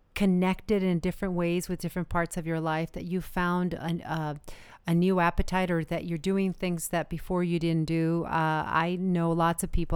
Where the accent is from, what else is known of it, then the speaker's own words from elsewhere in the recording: United States; I am a very proud American